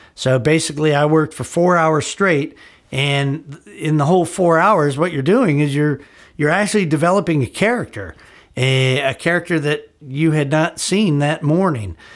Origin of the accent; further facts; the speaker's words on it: Gurnee, Illinois, United States; moved away as an adult; also born or lived in Chicago, Illinois; now in Los Angeles, United States; I was back in my hometown, my old hometown of Gurnee, Illinois